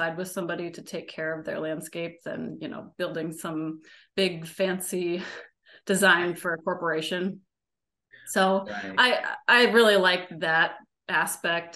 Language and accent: English; Cedar Rapids, Iowa, United States; moved away as an adult; I moved to Cedar Rapids, which is my hometown, Cedar Rapids, Iowa, in 2019.